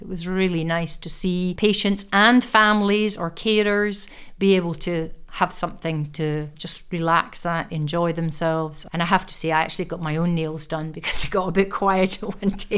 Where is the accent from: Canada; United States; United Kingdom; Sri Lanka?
United Kingdom; Aberdeen, Scotland; I was born in Aberdeen, I am an Aberdonian, educated here from the age of five right up to the age of eighteen